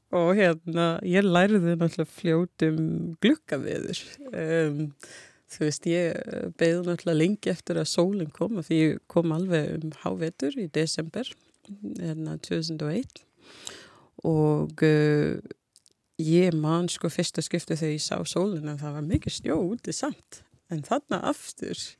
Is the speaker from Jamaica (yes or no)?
yes; Jamaica; Icelandic is a second language; moved away as an adult; now in Iceland; ég bara var fætt og ólst upp þar og hérna uh, ég flutti til Íslands uh, þegar ég var 18 ára